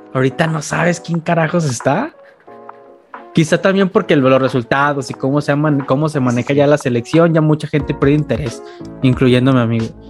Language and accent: Spanish; Guadalajara, Jalisco, Mexico; soy de Guadalajara y conozco más afición atlista